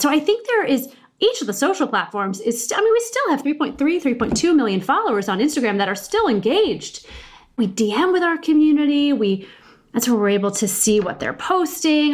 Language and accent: English; Midwest, United States; I'm from the Midwest